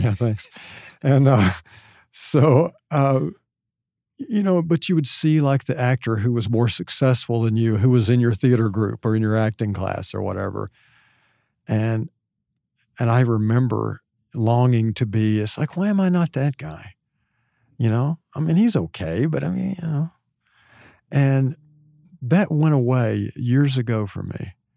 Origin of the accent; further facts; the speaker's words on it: Hot Springs, Arkansas, United States; Hot Springs, which is where I'm from